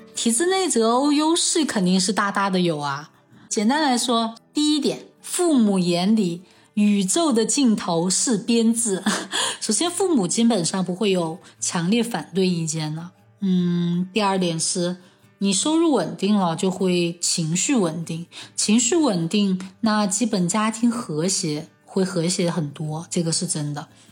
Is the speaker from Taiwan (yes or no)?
no; Chengdu, Sichuan, China; 我从小在成都长大，现在也在成都工作